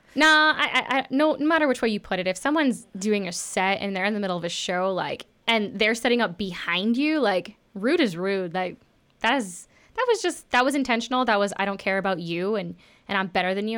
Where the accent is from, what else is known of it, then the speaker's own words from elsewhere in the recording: Texas, United States; I grew up in Texas